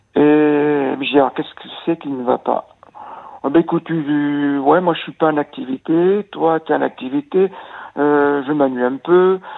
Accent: Nouvelle-Aquitaine, France; Je suis de l'Aquitaine

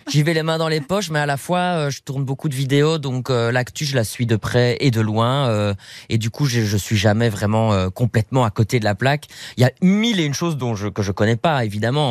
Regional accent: Belgium; en tant que Belge

